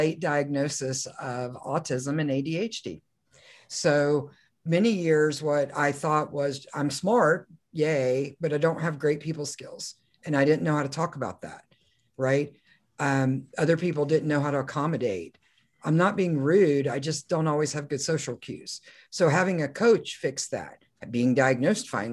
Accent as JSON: {"language": "English", "region": "Oklahoma", "country": "United States", "said": "I'm from Oklahoma"}